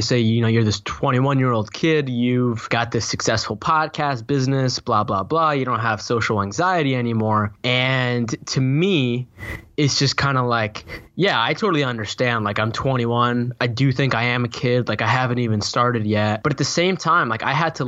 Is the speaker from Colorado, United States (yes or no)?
no; Boston, Massachusetts, United States; I was born in Boston, Massachusetts, East Coast of the United States